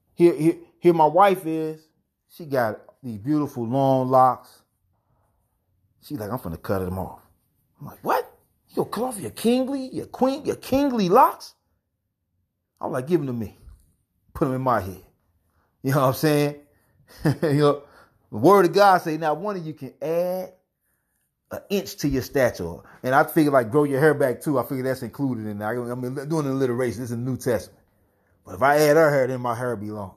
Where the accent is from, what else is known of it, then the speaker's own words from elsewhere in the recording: Gouldtown, New Jersey, United States; I'm indigenous, Lin A. Lenape, straight from Ghoul Town.